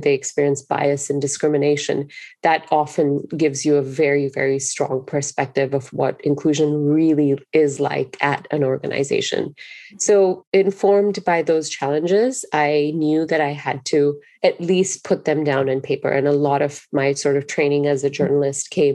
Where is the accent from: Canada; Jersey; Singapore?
Singapore; moved away as an adult; now in United States; growing up in Singapore is it is a very racially diverse country